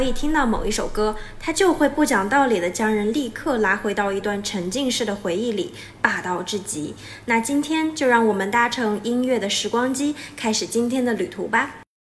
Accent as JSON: {"language": "Chinese", "town": "Urumqi", "region": "Xinjiang", "country": "China", "tie": "born or raised there", "said": "我的家乡乌鲁木齐"}